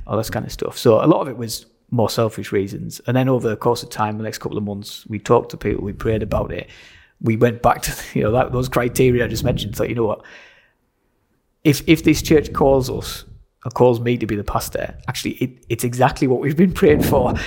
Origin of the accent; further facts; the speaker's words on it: Sunderland, North East England, United Kingdom; also born or lived in Doncaster; now in Stockton-on-Tees, United Kingdom; I grew up in Sunderland, uh, which is about half an hour up the year nineteen from here.